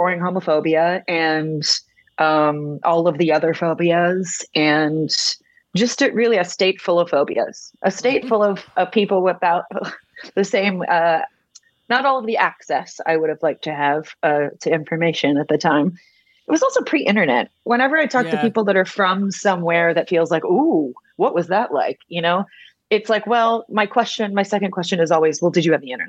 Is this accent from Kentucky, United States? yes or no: yes; Kentucky, United States; born or raised there; moved away